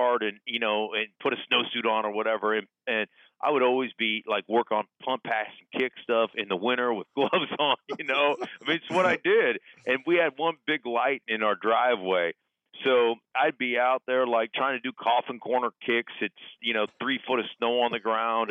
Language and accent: English; Alaska, United States; moved away; also born or lived in Denver; growing up in Alaska